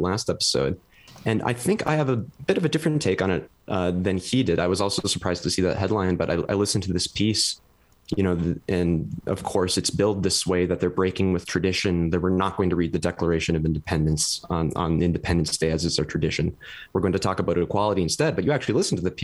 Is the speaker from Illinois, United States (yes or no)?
no; Fargo, North Dakota, United States; moved away as an adult; also born or lived in Boise, Idaho; I'm originally from Fargo, North Dakota, and then I did my undergrad at Boise State